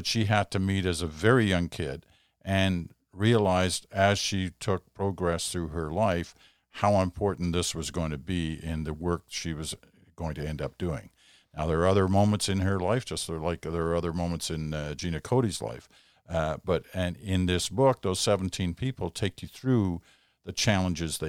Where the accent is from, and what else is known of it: Canada